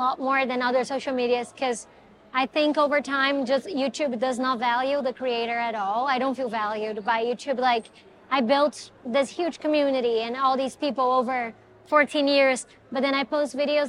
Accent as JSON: {"language": "English", "country": "Brazil", "tie": "born or raised there", "moved": "yes", "lives_now": "Los Angeles, United States", "said": "I'm from Brazil, right?"}